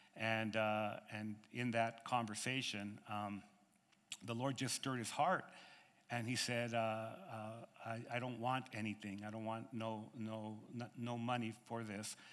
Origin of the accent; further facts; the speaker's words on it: United States; I'm from America